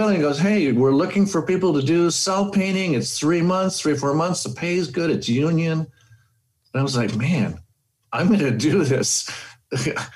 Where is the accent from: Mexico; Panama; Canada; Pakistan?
Panama; Panama City; moved away as an adult; also born or lived in Boston, United States; now in Los Angeles, United States; went back to Panama, which is where I was born and raised